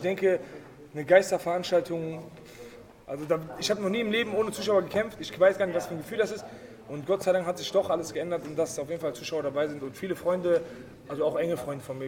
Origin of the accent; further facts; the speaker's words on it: Germany; ich bin äh, Deutsch, ich bin in Deutschland geboren